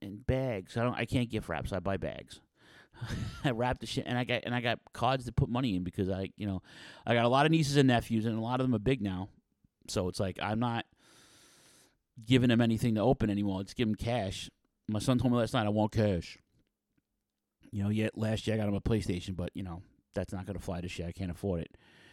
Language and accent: English; New York City, New York, United States; I grew up in Ridgewood, Queens, so it was the Queens, North Brooklyn border of the five boroughs